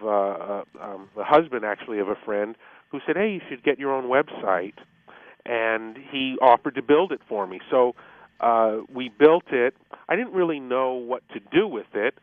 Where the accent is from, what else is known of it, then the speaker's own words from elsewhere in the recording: Denver, Colorado, United States; moved away as an adult; I was born and raised in Denver, graduated from George Washington High School